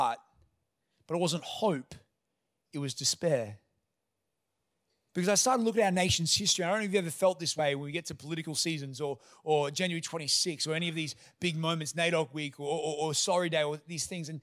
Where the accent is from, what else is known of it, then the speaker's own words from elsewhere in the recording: Toowoomba, Queensland, Australia; I grew up in Toowoomba amongst a white community from obviously a white family.